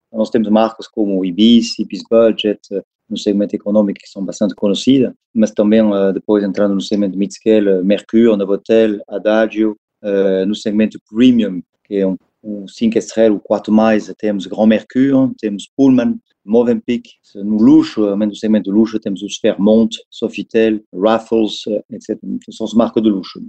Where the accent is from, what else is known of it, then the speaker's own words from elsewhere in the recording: France; Portuguese is a second language; moved away as an adult; also born or lived in Paris; now in Brazil; sou francês, eu vivo há oito anos no Brasil.